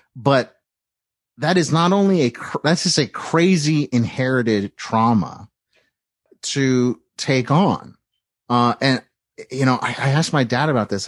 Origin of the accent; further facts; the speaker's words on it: East Bay, San Francisco Bay Area, California, United States; I grew up in the Bay Area to a, a, a, a nice, uh, middle class Jewish family in the East Bay